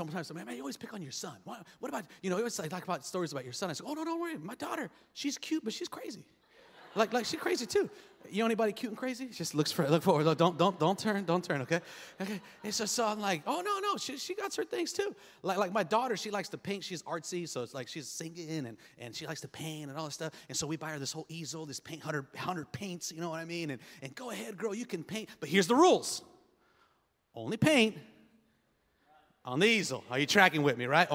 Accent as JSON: {"language": "English", "town": "Los Angeles", "region": "California", "country": "United States", "tie": "born or raised there", "said": "We grew up on Section 8 housing. I mean, we lived in a rough part of East L.A."}